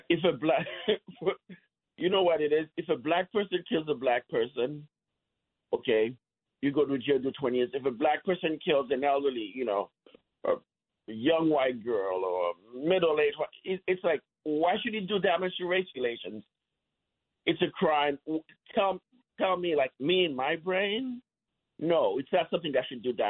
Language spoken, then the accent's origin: English; New York, United States; now in New Jersey, United States; I grew up in New York. I'm 52 years old.